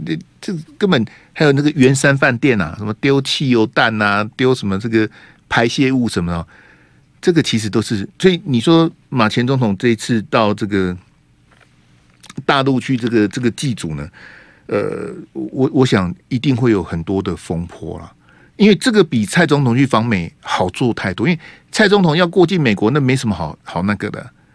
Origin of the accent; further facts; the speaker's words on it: Taiwan; 我们大部分台湾人的祖先啊，都是来自大陆啊